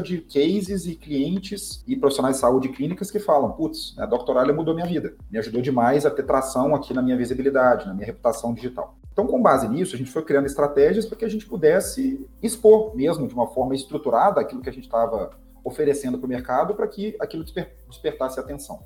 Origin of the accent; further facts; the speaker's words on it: Belo Horizonte, Minas Gerais, Brazil; eu sou mineiro, publicitário, filho único, e eu construí minha carreira praticamente toda na Sambatec, é uma startup aqui de Belo Horizonte